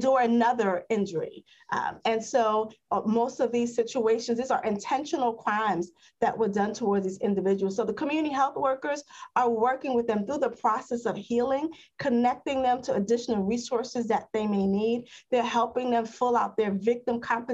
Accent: New York City, New York, United States; I grew up in East Harlem

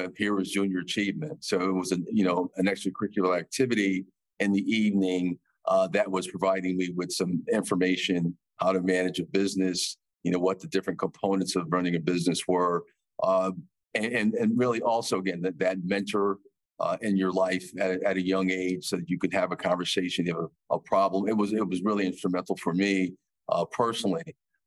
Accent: Bridgeport, Connecticut, United States; I'm from Bridgeport, Connecticut

